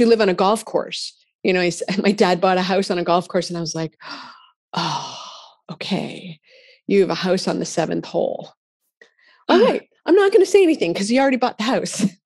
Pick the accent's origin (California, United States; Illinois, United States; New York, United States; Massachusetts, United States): Massachusetts, United States; I'm from Massachusetts